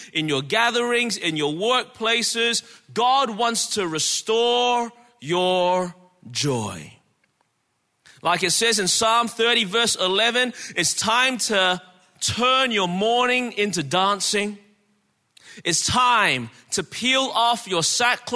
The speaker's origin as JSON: {"language": "English", "town": "Melbourne", "region": "Victoria", "country": "Australia", "tie": "born or raised there", "moved": "yes", "lives_now": "Anderson, United States", "said": "born and raised in Melbourne, Australia"}